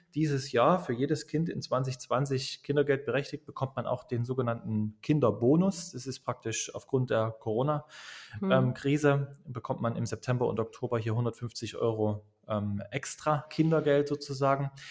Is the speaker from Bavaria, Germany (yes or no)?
no; Dresden, Saxony, Germany; Ich komme aus Dresden, bin auch dort geboren, im schönen Osten der Republik sozusagen